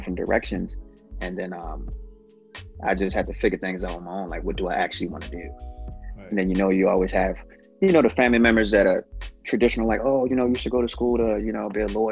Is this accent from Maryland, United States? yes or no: yes; Baltimore, Maryland, United States; moved away as an adult; now in Los Angeles, United States; I'm from Baltimore, Maryland originally. I'm currently living in Los Angeles